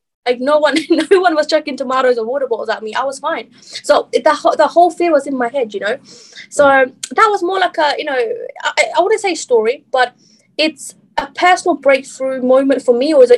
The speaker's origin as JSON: {"language": "English", "country": "Bangladesh", "moved": "yes", "said": "I'm originally from Bangladesh"}